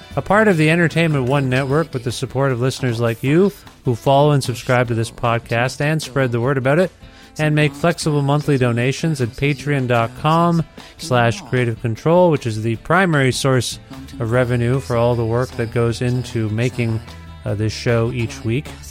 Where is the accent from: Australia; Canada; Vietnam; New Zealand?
Canada; I'm a Canadian.